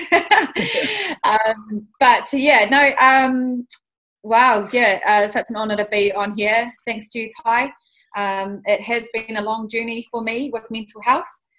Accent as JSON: {"language": "English", "region": "Auckland", "country": "New Zealand", "tie": "born or raised there", "said": "I am born and bred in East Auckland. I'm from Pāmua, but I grew up as a central girl."}